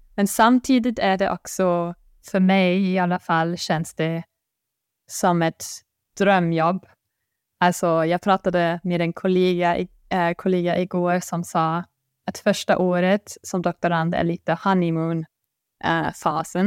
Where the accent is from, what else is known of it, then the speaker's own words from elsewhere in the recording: Bonn, North Rhine-Westphalia, Germany; Swedish is a second language; moved away as an adult; now in Sweden; jag kommer från Bonn som är ganska nära Köln